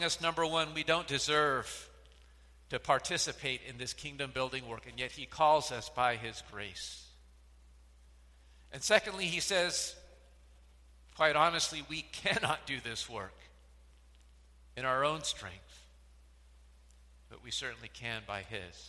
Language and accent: English; United States; also born or lived in Philippines; we're from the United States